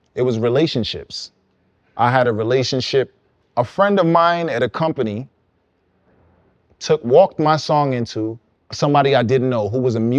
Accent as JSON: {"language": "English", "town": "New York City", "region": "New York", "country": "United States", "also_born_or_lived": "Guyana", "accent": "Guyanese", "said": "in my Guyanese accent, which is really cool because where I'm from, there's not enough people like me"}